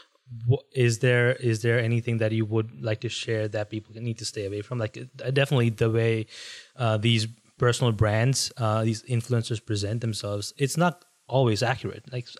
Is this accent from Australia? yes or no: no; India; moved away; being Indian, especially, I grew up in India